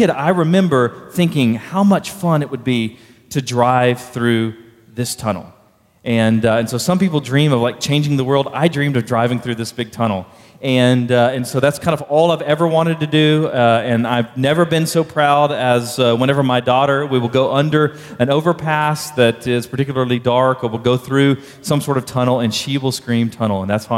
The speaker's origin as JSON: {"language": "English", "town": "Baytown", "region": "Texas", "country": "United States", "tie": "born or raised there", "said": "But I grew up in Baytown, Texas, just southeast of Houston."}